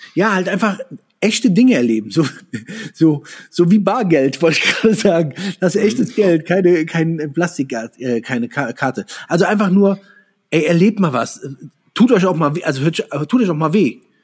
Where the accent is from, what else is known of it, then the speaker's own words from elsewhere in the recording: Andernach, Rhineland-Palatinate, Germany; Ich komme ja äh, Koblenz, aus der Koblenz, aus Andernach